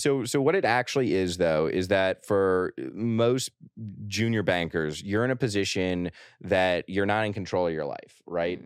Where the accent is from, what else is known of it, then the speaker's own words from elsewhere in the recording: New York, United States; I say New York